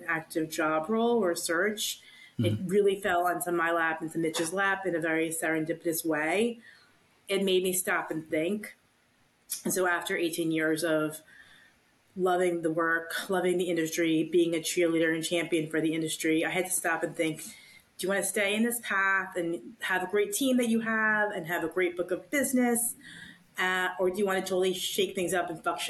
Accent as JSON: {"language": "English", "country": "United States", "said": "I'm American"}